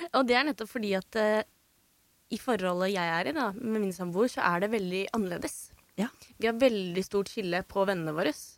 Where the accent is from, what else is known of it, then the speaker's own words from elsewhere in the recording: Drammen, Buskerud, Norway; Jeg er fra Drammen